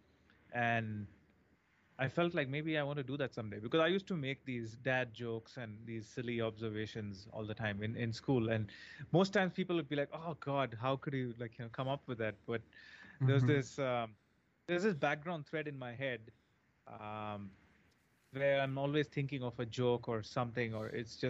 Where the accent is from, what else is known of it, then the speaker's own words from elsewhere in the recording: India; moved away; I always saw a lot of American TV shows growing up in India